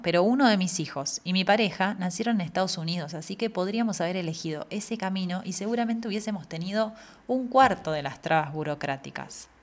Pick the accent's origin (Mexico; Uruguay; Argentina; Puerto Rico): Argentina; moved away as an adult; now in Spain; vengo de Argentina, un país donde todo es posible